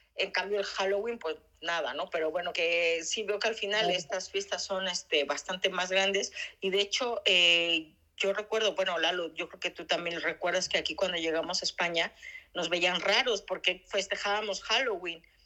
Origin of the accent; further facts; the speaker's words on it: Mexico; now in Spain; nosotros como mexicanos lo vemos normal